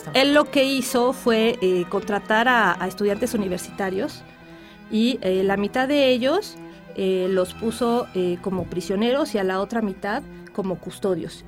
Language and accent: Spanish; Mexico; soy mexicana